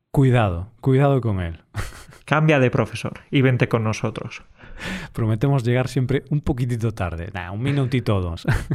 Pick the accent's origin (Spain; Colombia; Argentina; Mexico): Spain; soy español